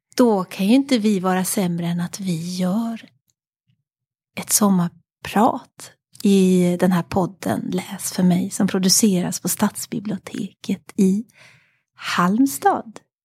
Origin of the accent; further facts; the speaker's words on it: Paris, Île-de-France, France; jag föddes i Paris mm. och så föddes jag in i en familj med många